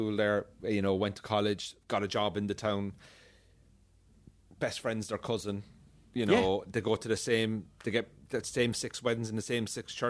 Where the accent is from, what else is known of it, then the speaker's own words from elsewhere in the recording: Cork, Munster, Ireland; moved away as an adult; now in United Kingdom; I'm from Cork, like.